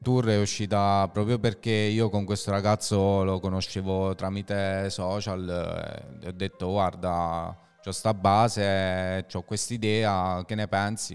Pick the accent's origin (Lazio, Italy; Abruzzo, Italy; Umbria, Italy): Abruzzo, Italy; a village near Lanciano; i ragazzi mia, del mio paesello, perché io non so proprio di Lanciano, se è un paese vicino